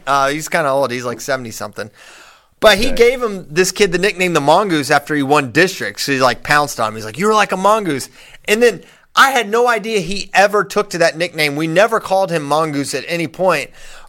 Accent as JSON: {"language": "English", "region": "Virginia", "country": "United States", "tie": "born or raised there", "said": "I wish you were from Virginia, Ben. You could be helping my home state."}